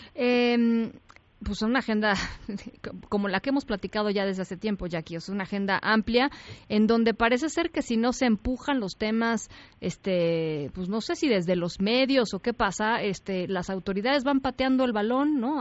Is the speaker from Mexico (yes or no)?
yes; Mexico; las instituciones que hemos construido como mexicanos